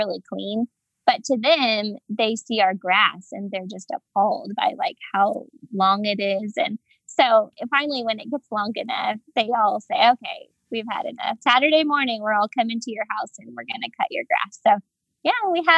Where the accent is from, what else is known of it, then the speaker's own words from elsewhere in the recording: Oklahoma, United States; moved away as an adult; now in Papua New Guinea; I grew up in Oklahoma, the Bible Belt